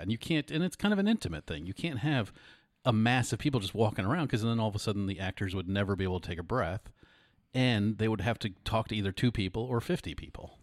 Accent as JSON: {"language": "English", "town": "Putnam Valley", "region": "New York", "country": "United States", "tie": "born or raised there", "moved": "yes", "said": "I grew up in, uh, fifty miles north of the city"}